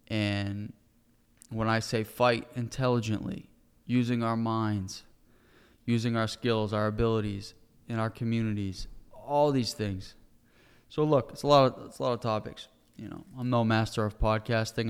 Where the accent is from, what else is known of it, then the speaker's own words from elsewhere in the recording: United States; as an American citizen